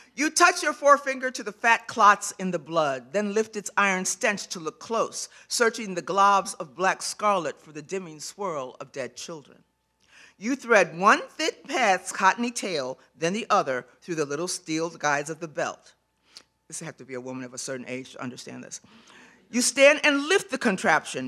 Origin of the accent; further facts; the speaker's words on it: Chicago, Illinois, United States; graduating from Chicago Public Schools